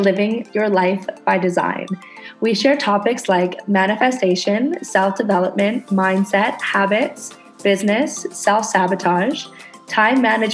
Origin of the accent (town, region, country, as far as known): Canada; now in Indonesia